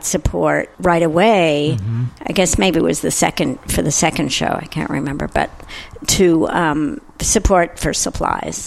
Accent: New York City, New York, United States; I grew up in New York City

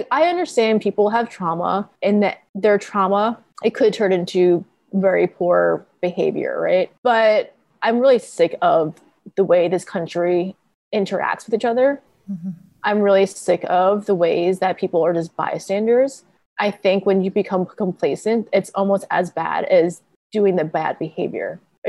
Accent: Connecticut, United States; born there; I was born in Connecticut, yeah.

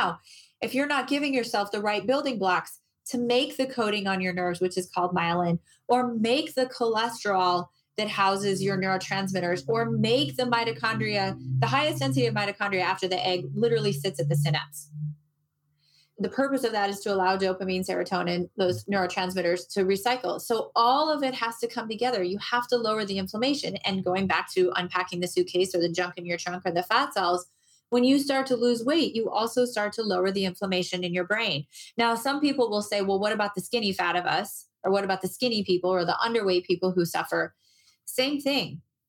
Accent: Moline, Illinois, United States; also born or lived in Berkeley / Chicago; now in Arizona, United States; I moved to Arizona. I grew up in the Midwest. I grew up in Moline, Illinois, and I felt just like everybody else feels there about mid-February.

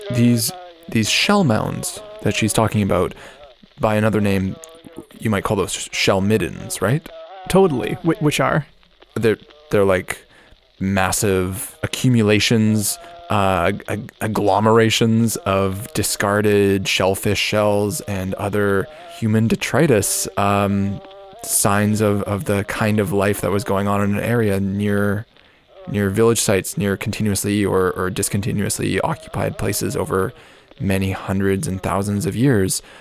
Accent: Canada; I'm Canadian

